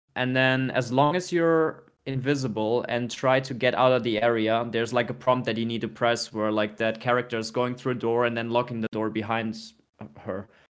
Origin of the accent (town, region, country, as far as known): Germany; born or raised there; moved away